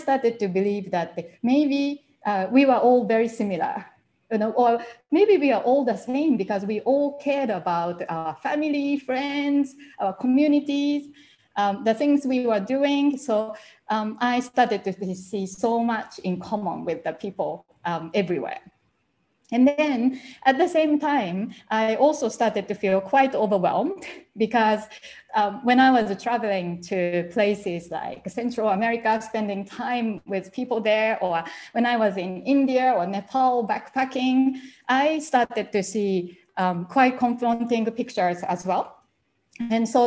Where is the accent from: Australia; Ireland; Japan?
Japan; English is a second language; moved away as an adult; I couldn't speak English when I left Japan at first